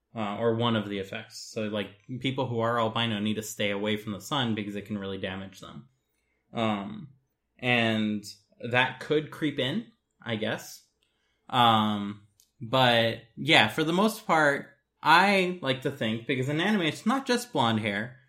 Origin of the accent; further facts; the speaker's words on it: United States; as an American